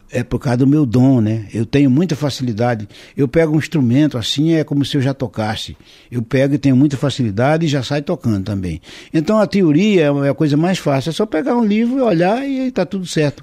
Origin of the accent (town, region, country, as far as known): Alagoas, Brazil; born or raised there